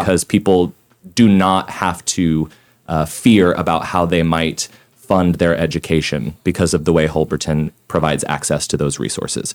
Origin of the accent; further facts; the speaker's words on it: Tulsa, Oklahoma, United States; moved away as an adult; also born or lived in New York City; I'm born and raised in Tulsa